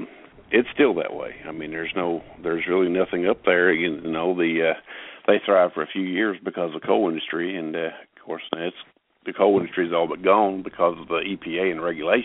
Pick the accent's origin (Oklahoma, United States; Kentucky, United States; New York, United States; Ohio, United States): Kentucky, United States; Eastern; When I was growing up in Eastern Kentucky